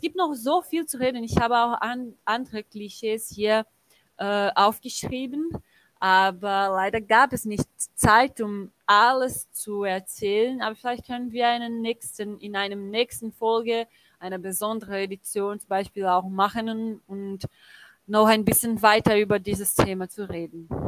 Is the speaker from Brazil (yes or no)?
yes; Brazil; German is a second language; als Brasilianer